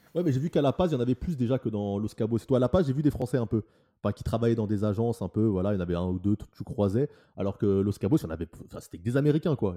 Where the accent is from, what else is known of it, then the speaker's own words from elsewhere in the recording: France; je suis Français